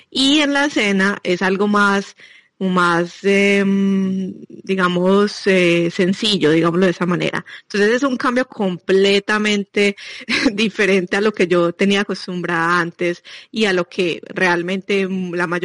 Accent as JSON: {"language": "Spanish", "country": "Colombia", "moved": "yes", "lives_now": "Belgium", "said": "nosotros, eh, los latinos, pues, ya les decía que yo vengo de Colombia"}